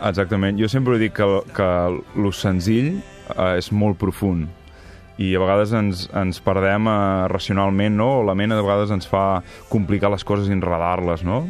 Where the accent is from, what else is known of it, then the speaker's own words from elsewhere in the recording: Figueres, Catalonia, Spain; moved away as an adult; also born or lived in Girona; now in Caçà de la Selva, Spain; visc a Caçà de la Selva i sóc de Figueres